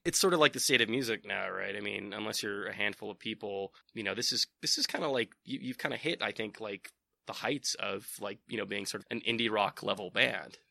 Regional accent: East Bay, California, United States; I'm from the Bay Area, uh, like, so I'm from the East Bay

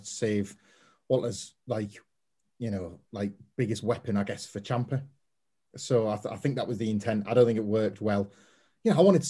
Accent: West Midlands, United Kingdom; moved away as an adult; also born or lived in North East England; I was born in the Midlands

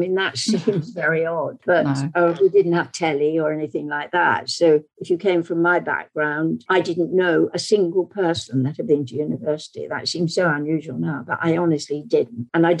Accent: King's Cross, London, United Kingdom; also born or lived in Isle of Wight / Berkshire; So I was born in Blackgown. And then we moved to a pub in Berkshire. Then we moved to a pub in King's Cross.

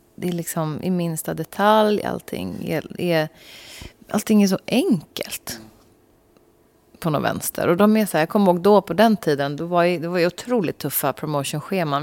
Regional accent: Sweden; vi svenskar

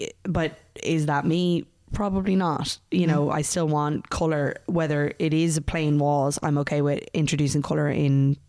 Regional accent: Dublin, Leinster, Ireland; I'm from Dublin, and I've recently just bought a house in Dunleary with my boyfriend Dan.

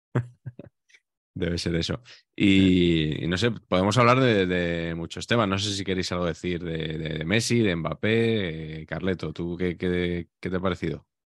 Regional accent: Spain; porque somos españoles

